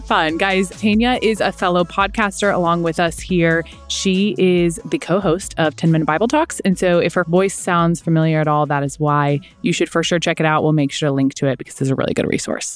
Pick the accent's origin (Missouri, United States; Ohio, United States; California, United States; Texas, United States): Missouri, United States; Kansas City; We're from Kansas City